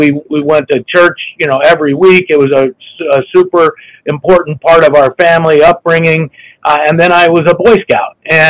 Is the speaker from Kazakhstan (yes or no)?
no; Gainesville, Florida, United States; also born or lived in Ann Arbor, Michigan; I was born in Ann Arbor, Michigan. My dad was getting his master's in hospital administration there at the time. We ended up moving to Gainesville, Florida at a very young age.